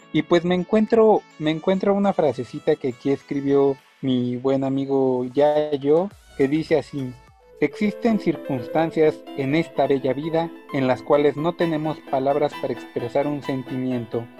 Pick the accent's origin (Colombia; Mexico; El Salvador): Mexico; nosotros como mexicanos